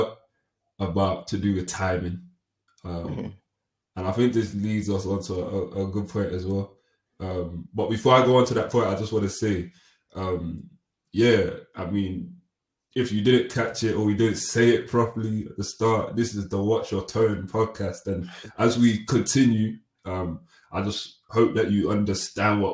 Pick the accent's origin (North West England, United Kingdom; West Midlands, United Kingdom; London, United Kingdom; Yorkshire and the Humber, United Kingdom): West Midlands, United Kingdom; Stoke-on-Trent; I'm from Stoke